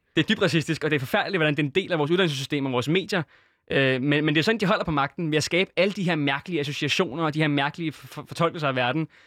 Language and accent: Danish; Syria; i Syrien, hvor jeg er fra